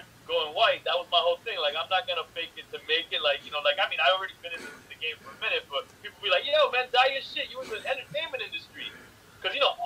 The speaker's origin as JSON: {"language": "English", "town": "Miami", "region": "Florida", "country": "United States", "said": "I'm from Miami, I'm from the South"}